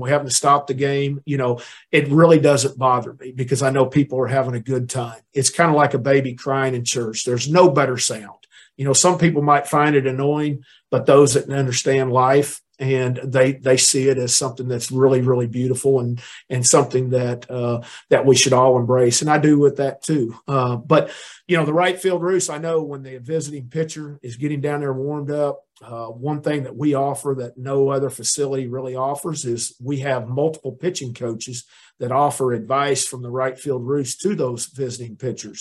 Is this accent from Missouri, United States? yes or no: yes; Neosho, Missouri, United States; moved away as an adult; also born or lived in Mississippi; I went to a junior college, Crowder College in in Missouri, there in my hometown in Neosho